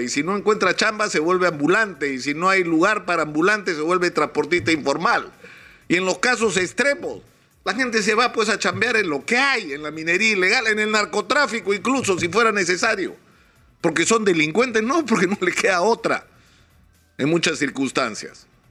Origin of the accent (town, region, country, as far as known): Peru